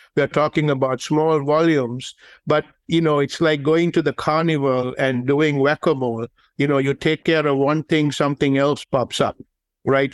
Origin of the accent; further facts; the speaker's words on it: Sri Lanka; moved away; the game that I grew up playing in Sri Lanka was the game of cricket